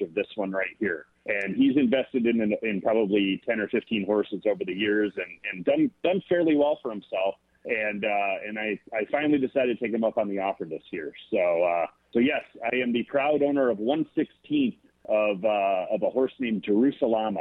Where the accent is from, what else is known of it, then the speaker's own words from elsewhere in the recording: Kalamazoo, Michigan, United States; also born or lived in Kentucky; Growing up in Kalamazoo